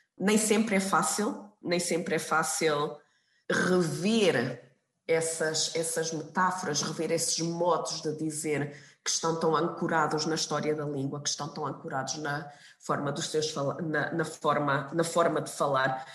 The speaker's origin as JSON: {"language": "Portuguese", "country": "Portugal", "tie": "born or raised there", "moved": "yes", "lives_now": "Hamburg, Germany", "said": "eu lembro-me quando era quando era pequena, estava em Portugal"}